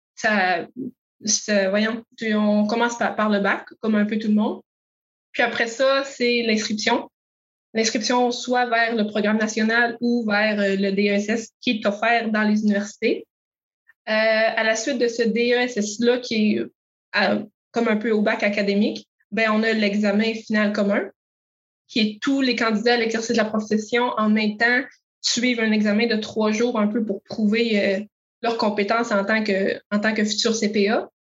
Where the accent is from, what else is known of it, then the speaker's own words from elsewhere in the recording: Montérégie, Quebec, Canada; moved away as an adult; also born or lived in Matane / Rimouski; je suis native de la Montérégie, mais différents projets personnels m'ont fait adopter l'Est du Québec